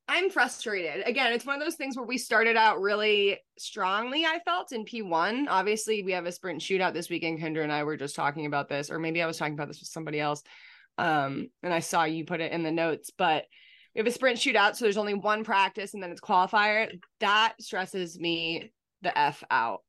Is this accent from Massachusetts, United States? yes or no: yes; Boston, Massachusetts, United States; huge part of my childhood just growing up around Boston